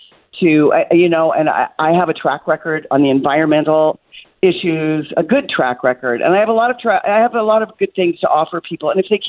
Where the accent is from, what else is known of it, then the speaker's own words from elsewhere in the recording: Kansas, United States; But I keep a place also in my home state where I was born and raised in Kansas.